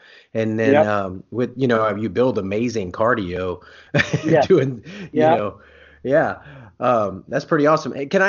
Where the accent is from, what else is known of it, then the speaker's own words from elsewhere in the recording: Louisiana, United States; now in Oklahoma, United States; Well, I'm from Louisiana, so you'll hear my a little bit different accent come out.